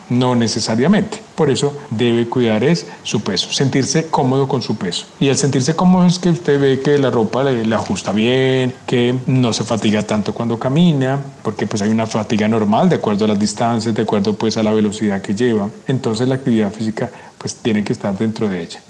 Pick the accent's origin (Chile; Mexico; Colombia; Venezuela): Colombia; como colombianos